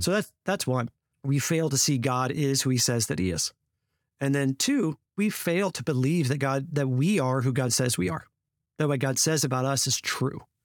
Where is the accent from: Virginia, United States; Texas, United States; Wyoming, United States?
Texas, United States; Fort Worth; spent five years in Fort Worth, uh, at, in my hometown